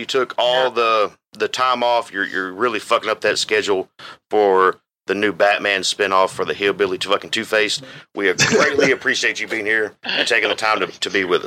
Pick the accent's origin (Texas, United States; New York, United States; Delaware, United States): Texas, United States; we are from Texas, the three of us here